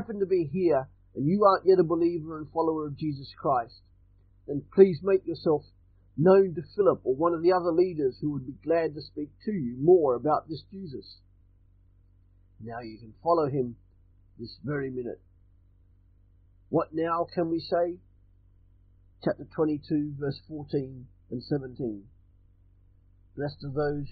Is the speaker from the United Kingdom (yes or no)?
no; Australia; I'm Australian